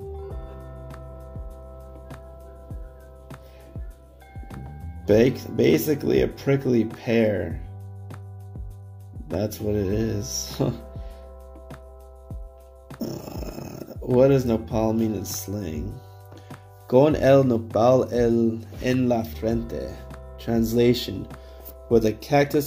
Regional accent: Downey, California, United States; I'm like, Downey, California

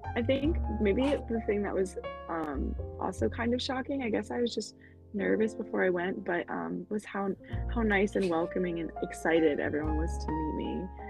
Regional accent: Baltimore, Maryland, United States; I'm from Baltimore, Maryland, which is in the United States

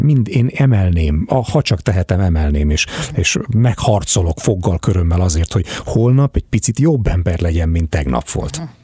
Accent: Hungary; also born or lived in United States; És én ilyen amerikás magyar vagyok

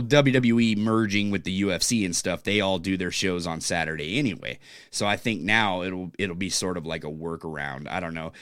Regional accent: California, United States; now in Pacific Northwest, United States; I'm from California

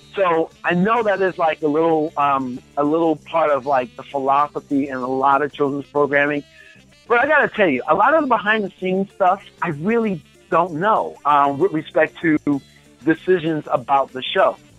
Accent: Baltimore, Maryland, United States; moved away as an adult; also born or lived in Florida; I'm from Baltimore, Maryland

